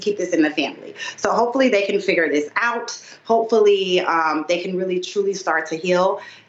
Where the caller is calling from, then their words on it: Warner Robins, Georgia, United States; I am coming in from Warner Robins, Georgia.